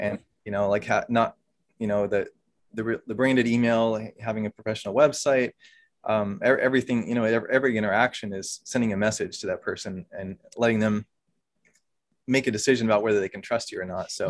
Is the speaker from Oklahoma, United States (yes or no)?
yes; Oklahoma, United States; moved away as an adult; also born or lived in Virginia; now in Pennsylvania, United States; I'm originally from Oklahoma, though. Grew up there